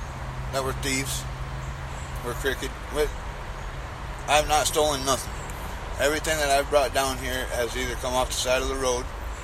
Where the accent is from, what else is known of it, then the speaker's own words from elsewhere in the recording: Michigan, United States; moved away; I'm from Michigan myself